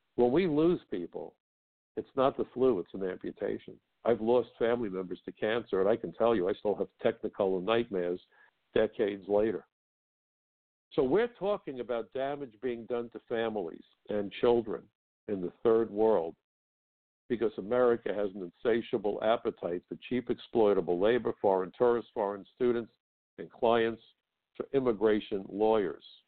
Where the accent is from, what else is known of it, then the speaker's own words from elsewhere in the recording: New York City, New York, United States; I'm a kid from Brooklyn. I had my share of schoolyard fistfights